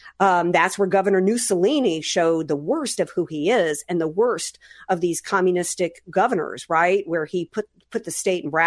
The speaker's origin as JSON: {"language": "English", "region": "Deep South", "country": "United States", "tie": "born or raised there", "moved": "yes", "lives_now": "San Diego, United States", "said": "growing up in the Deep South"}